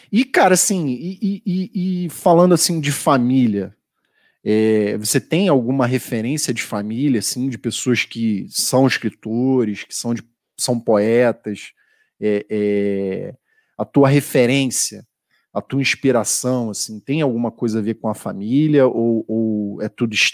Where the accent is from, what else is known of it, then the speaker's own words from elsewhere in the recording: Rio de Janeiro, Brazil; now in São Paulo, Brazil; Eu sou carioca, cara, calorento.